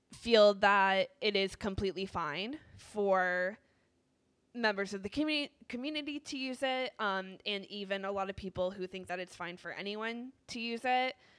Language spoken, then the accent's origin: English; Northeast, United States; I am from the Northeast